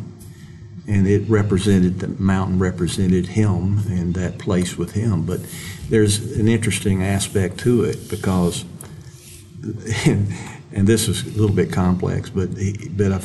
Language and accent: English; Mississippi, United States; I'm a kid from Mississippi, and I always think of myself that way